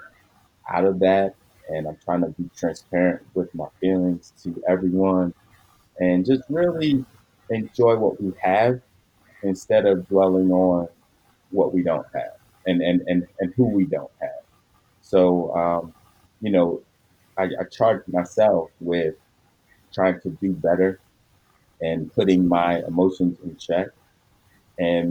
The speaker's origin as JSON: {"language": "English", "town": "Philadelphia", "region": "Pennsylvania", "country": "United States", "tie": "born or raised there", "said": "I grew up in Philadelphia"}